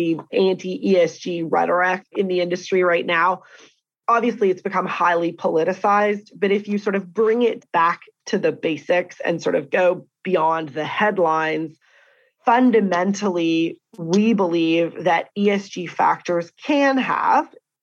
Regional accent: Canada; as a Canadian

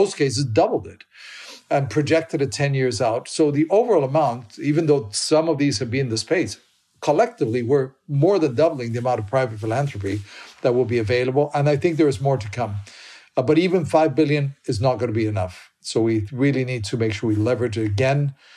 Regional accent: Colombia; I am from Colombia, so that's probably the country I know the best.

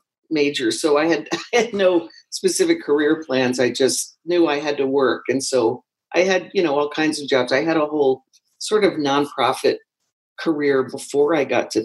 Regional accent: Washington, District of Columbia, United States; moved away as an adult; also born or lived in San Francisco; I had moved west from the East Coast, I'm from Washington, D.C. originally, and I ended up in San Francisco

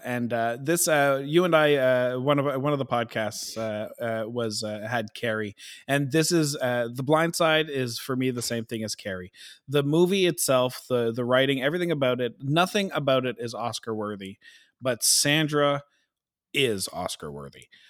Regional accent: Canada; we're so Canadian

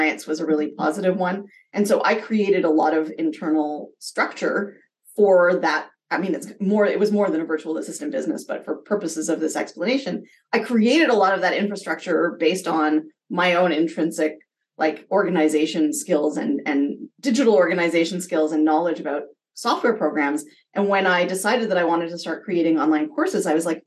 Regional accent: Canada; being Canadian and earning US dollars

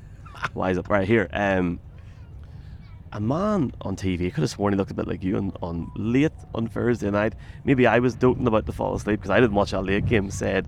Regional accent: Dungannon, Northern Ireland, United Kingdom; my hometown as well, Dungannon.

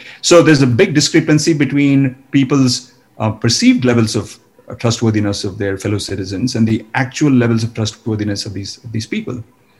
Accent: India; Yes, in fact, yes.

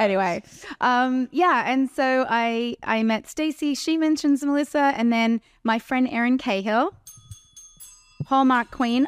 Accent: Terrigal, New South Wales, Australia; moved away; I grew up on the Central Coast

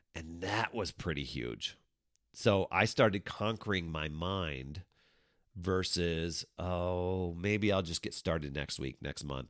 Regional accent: Wisconsin, United States; I grew up in Wisconsin.

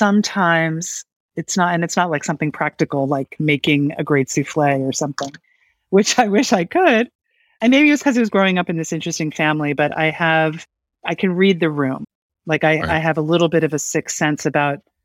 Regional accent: Gladwyne, Pennsylvania, United States; now in Berkshires, United States; I grew up just outside of Philadelphia

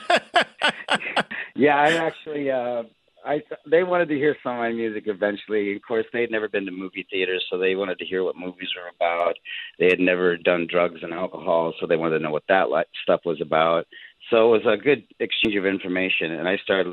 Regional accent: South Dakota, United States; moved away; also born or lived in Jerusalem; I grew up Catholic in South Dakota, going to church every Sunday

